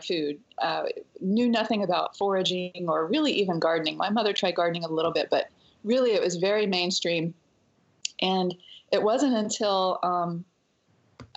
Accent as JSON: {"language": "English", "region": "Western North Carolina", "country": "United States", "tie": "born or raised there", "said": "Growing up in North Carolina in the mountains, I was definitely a child of nature"}